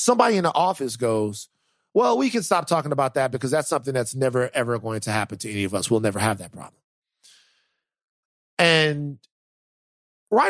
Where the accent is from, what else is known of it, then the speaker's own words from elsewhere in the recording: Baton Rouge, Louisiana, United States; Growing up in Baton Rouge, a lot of times it was chaotic